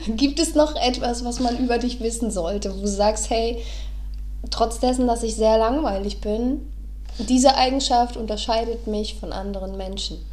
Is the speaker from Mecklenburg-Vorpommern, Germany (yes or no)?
yes; Neubrandenburg, Mecklenburg-Vorpommern, Germany; moved away as an adult; now in Berlin, Germany; ich wurde in Neubrandenburg geboren